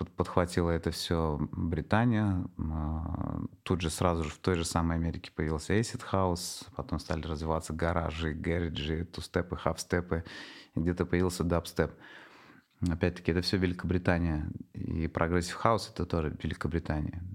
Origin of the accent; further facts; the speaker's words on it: Nizhnekamsk, Tatarstan, Russia; moved away as an adult; also born or lived in Moscow; моих э, земляков из Татарстана, из Нижнекамска, я родом из Нижнекамска, из Казани